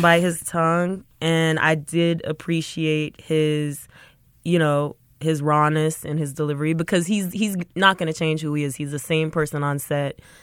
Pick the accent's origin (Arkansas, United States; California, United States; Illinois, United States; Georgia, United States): Georgia, United States; Atlanta; moved away as an adult; also born or lived in North Carolina; I was born and raised in Atlanta, Georgia, um, to a Sierra Leonean household